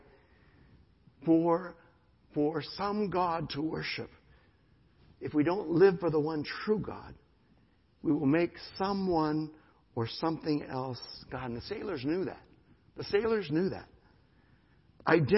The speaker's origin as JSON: {"language": "English", "country": "United States", "said": "I am an American, my nationality"}